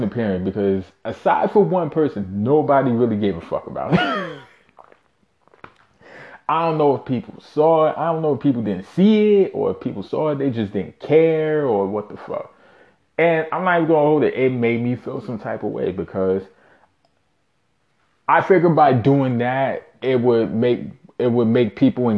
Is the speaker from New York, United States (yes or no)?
yes; New York City, New York, United States; born and raised in Brooklyn, New York. Shout out Bushwick